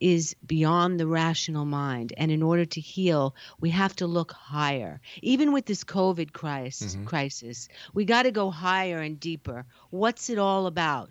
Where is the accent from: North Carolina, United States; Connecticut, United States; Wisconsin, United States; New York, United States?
New York, United States; now in California, United States; I'm a New Yorker